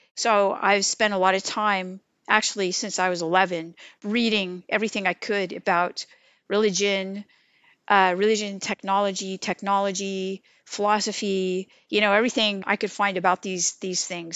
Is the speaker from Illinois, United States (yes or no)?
no; California, United States; moved away as an adult; now in Wilmington, North Carolina, United States; I grew up in the California environment of eclectic spirituality